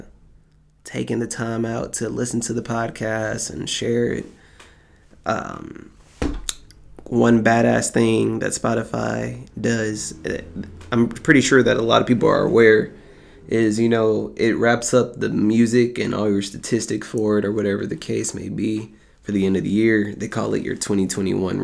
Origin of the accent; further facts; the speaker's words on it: United States; We are in America. We are from America.